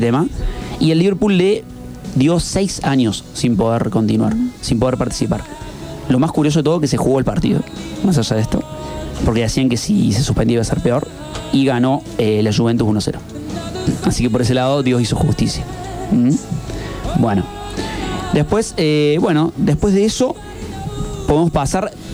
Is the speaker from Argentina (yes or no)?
yes; Argentina; algo que no tenemos es ese, racismo. Eh, por lo menos en Argentina